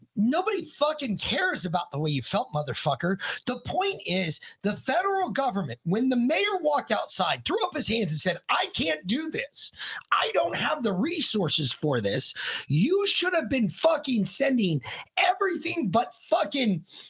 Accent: Georgia, United States; I'm from Georgia

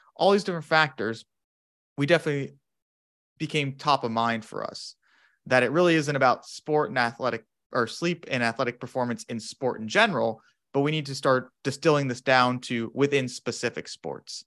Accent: Phoenix, Arizona, United States; moved away as an adult; now in Madison, United States; I'm originally from Phoenix, Arizona, in the States

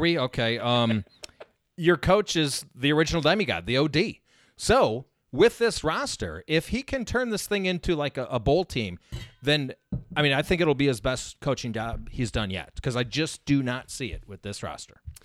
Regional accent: Illinois, United States; moved away; also born or lived in Missouri; I'm from Illinois, but I lived in Missouri for five years

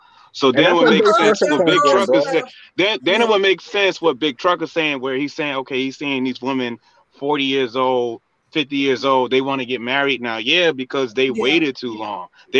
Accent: New Jersey, United States; also born or lived in New York; Nah, because I'm from New Jersey and I'm from New York too, and...

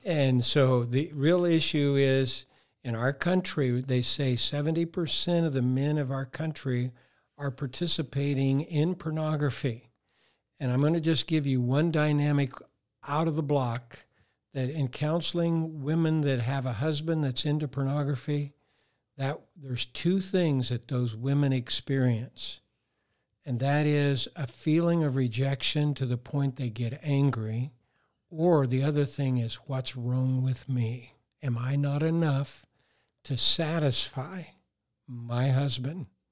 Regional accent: Colorado, United States

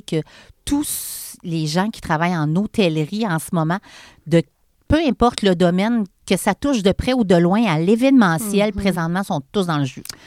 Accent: Charny, Quebec, Canada; born or raised there; also born or lived in Montreal

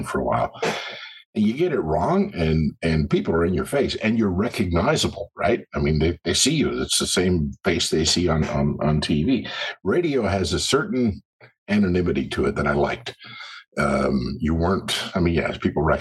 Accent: Cowichan Valley, British Columbia, Canada; moved away as an adult; also born or lived in Brazil / Vancouver Island; wound up back at my hometown on the West Coast in the Cowichan Valley and worked at my hometown radio station there

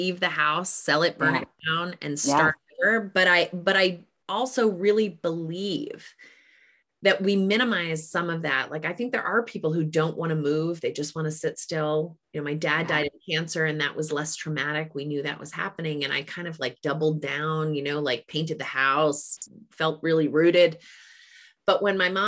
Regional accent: New England, United States; I'm from New England

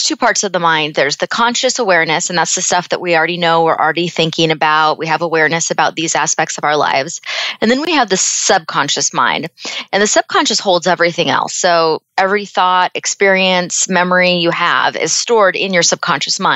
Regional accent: Seattle, Washington, United States; moved away as an adult; also born or lived in Phoenix, Arizona; I was born and raised in Seattle.

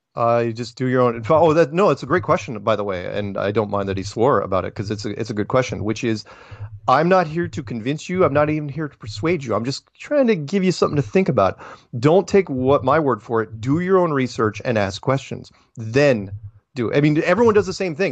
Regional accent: United States; I'm an American

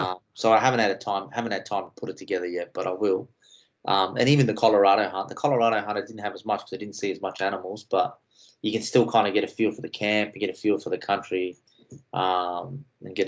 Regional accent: Australia; also born or lived in Tennessee, United States; being an Aussie on an army posting over there

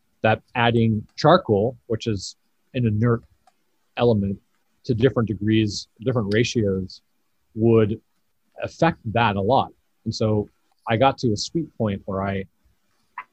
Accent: Colorado, United States; as a kid, I grew up in Colorado

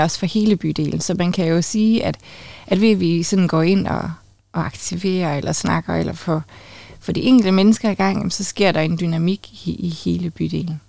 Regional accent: Funen, Southern Denmark, Denmark; now in Aalborg, Denmark; jeg er jo faktisk vokset op på Fyn

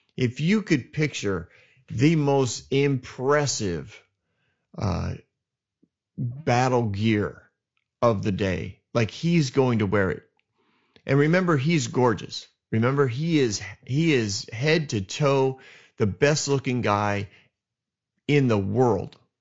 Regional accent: New England, United States; I'm from New England

